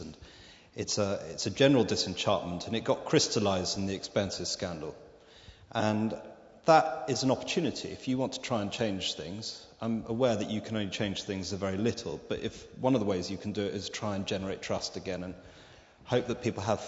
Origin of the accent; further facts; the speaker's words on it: Debenham, East of England, United Kingdom; also born or lived in South Wales; I'm originally from South Wales, but the last 30 years I was brought up in Suffolk in Debenham